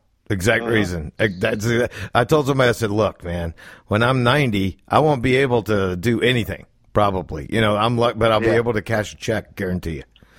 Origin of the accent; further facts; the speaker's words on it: Ireland; Listen, I'm Irish, okay? Everybody asked me where a good bar is